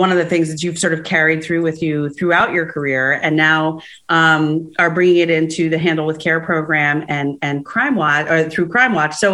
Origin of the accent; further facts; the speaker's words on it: Rockland and Orange County, New York, United States; I grew up in Rockland and Orange County in different places